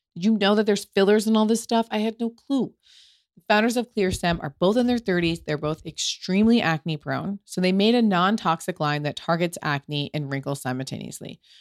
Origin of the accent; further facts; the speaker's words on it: United States; I'm American and I've come to Italy many times as an American.